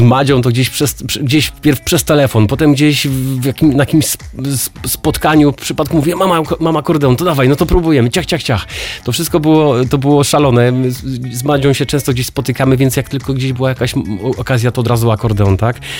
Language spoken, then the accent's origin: Polish; Jelenia Góra, Lower Silesian Voivodeship, Poland; moved away as an adult; now in Katowice, Poland; Ja jestem tym Gorolem z Jeleniej Góry, który przyjechał do Katowic na studia